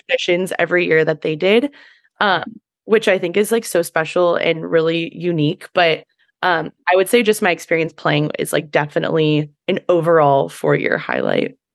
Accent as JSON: {"language": "English", "town": "Pleasanton", "region": "California", "country": "United States", "tie": "born or raised there", "said": "I am originally from the Bay Area, from Pleasanton, which is the East Bay"}